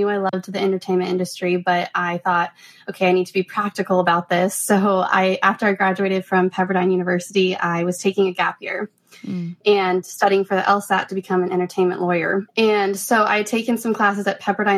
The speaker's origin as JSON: {"language": "English", "town": "Denver", "region": "Colorado", "country": "United States", "moved": "as an adult", "lives_now": "Nashville, United States", "said": "I am originally from Denver, Colorado"}